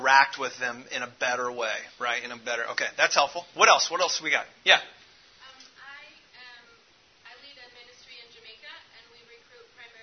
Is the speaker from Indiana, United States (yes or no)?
yes; Indianapolis, Indiana, United States; I grew up off 3318 West 22nd Street in between 10th and 16th Street in the Inner City Project